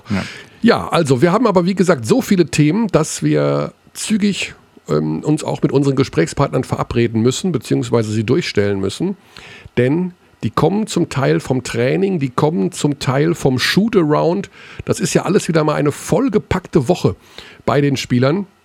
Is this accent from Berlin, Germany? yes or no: no; Hagen, North Rhine-Westphalia, Germany; born there; aber aus meiner Heimatstadt kommt. Wir sind beide in Hagen geboren.